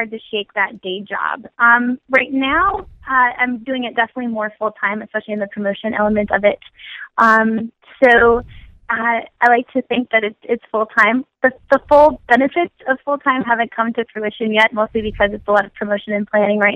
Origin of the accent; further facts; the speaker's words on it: Minnesota, United States; now in Philadelphia, United States; I'm originally from Minnesota. I'm currently living in Philadelphia